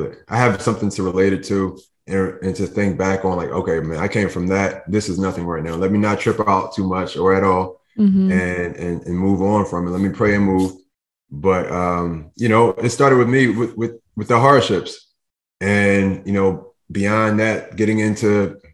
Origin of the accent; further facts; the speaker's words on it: Philadelphia, Pennsylvania, United States; moved away as an adult; now in New Jersey, United States; I'm in New Jersey now, but I grew up in Philadelphia my whole life